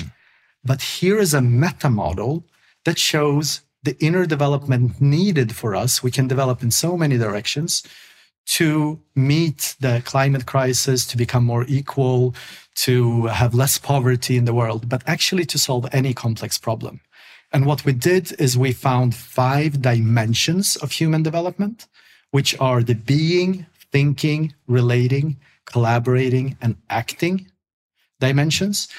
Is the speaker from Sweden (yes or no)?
yes; Sweden; English is a second language; I grew up in Sweden